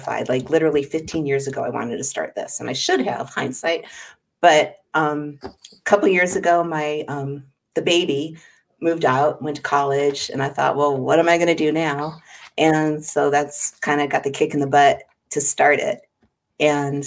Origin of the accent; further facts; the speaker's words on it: Los Angeles, California, United States; also born or lived in Hollywood; I actually grew up in outside of L.A. in an area known as the Valley